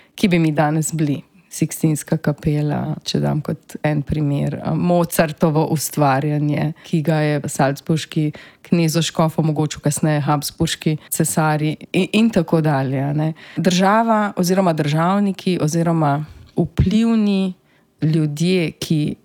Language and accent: Slovenian; Slovenia; smo Slovenci